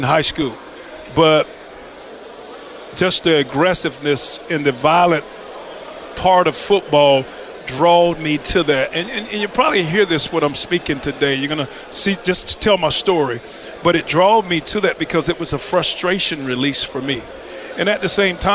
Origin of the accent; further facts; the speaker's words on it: Lumberton, North Carolina, United States; growing up in Lumberton, North Carolina